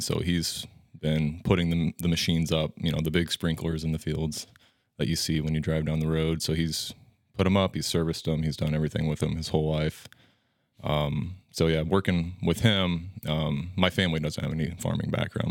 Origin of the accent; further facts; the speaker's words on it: Ewing, Nebraska, United States; grew up in Ewing, a small town west of Norfolk, about fifty minutes, so not too far away